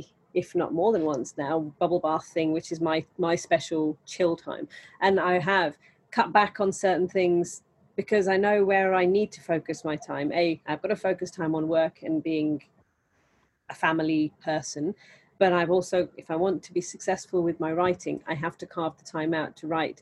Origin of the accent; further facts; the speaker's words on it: India; I'm Indian